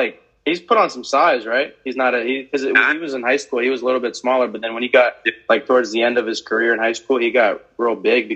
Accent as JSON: {"language": "English", "town": "St. Cloud", "region": "Florida", "country": "United States", "tie": "born or raised there", "said": "I grew up in St. Cloud, Florida"}